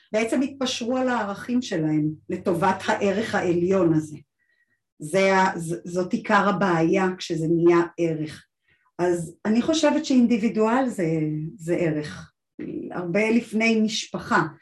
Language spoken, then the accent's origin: Hebrew; Israel; אני גדלתי בקיבוץ